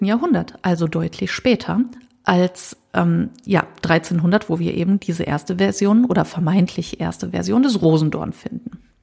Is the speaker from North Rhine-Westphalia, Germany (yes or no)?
yes; Düsseldorf, North Rhine-Westphalia, Germany; Als Düsseldorferin